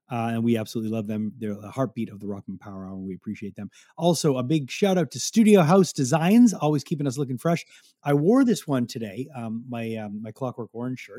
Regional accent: Montreal, Quebec, Canada; growing up in Montreal, growing up listening to rock radio

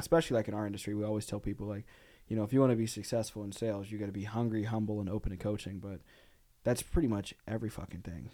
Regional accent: Arkansas, United States; I grew up in Arkansas, so, like, we lived on, like, a farm

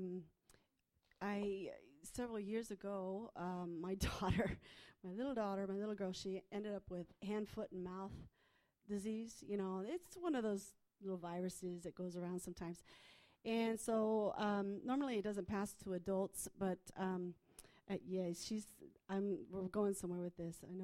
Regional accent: United States; I'm from the States

